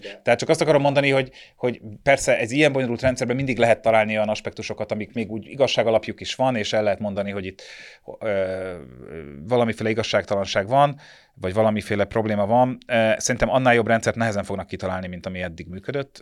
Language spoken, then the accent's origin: Hungarian; Budapest, Hungary; világéletemben itt laktam, itt születtem